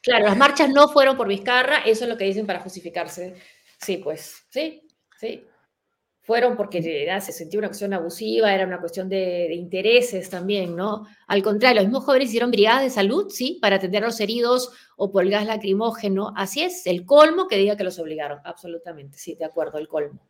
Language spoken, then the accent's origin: Spanish; Peru; moved away